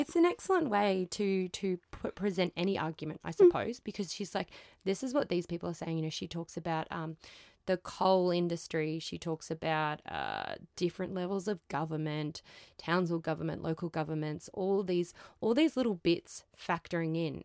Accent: Queensland, Australia; I'm from Queensland

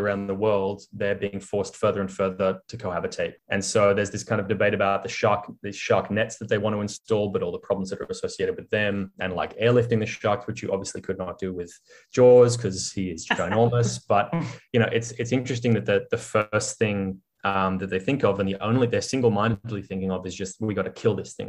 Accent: Australia; as an Australian and as an Australian who used to live by the beach

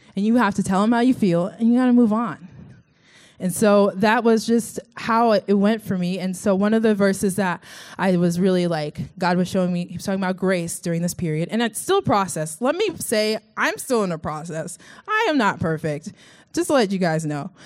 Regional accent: Sugar Land, Texas, United States; moved away; This is where I'm from. Uh, it's called Sugarland, Sugar, and then Space, and then Land, Texas.

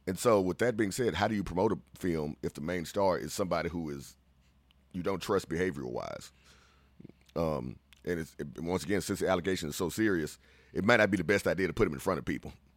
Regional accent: Central Texas, United States; we're from Central Texas

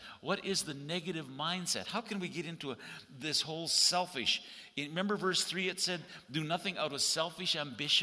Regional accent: Canada; as a Canadian

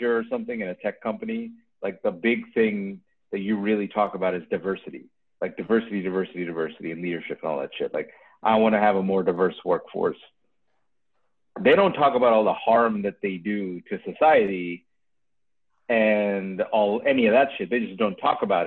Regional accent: New York, United States; I'm from New York

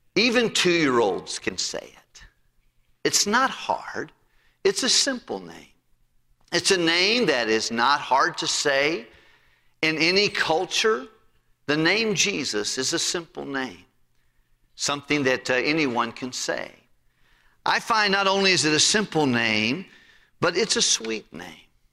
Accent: Tennessee, United States; moved away as an adult; also born or lived in Massachusetts; I was from Tennessee

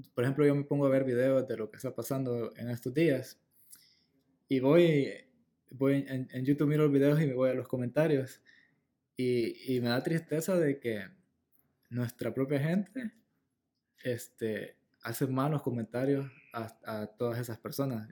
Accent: El Salvador; moved away as an adult; now in Los Angeles, United States; yo me regresaría a El Salvador a vivir allá, porque mm, de donde soy, la verdad, allá nací

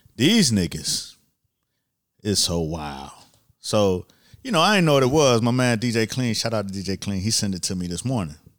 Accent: Miami, Florida, United States; I'm from Miami

